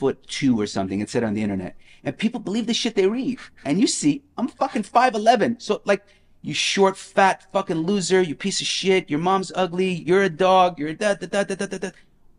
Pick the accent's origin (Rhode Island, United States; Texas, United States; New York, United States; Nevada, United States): Nevada, United States; Las Vegas; I came from Las Vegas, where at 21 I was hustling